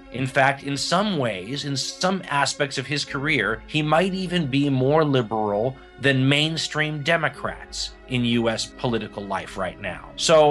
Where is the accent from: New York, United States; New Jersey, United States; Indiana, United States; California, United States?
California, United States; as a Californian myself, and who had parents who were in Ronald Reagan's union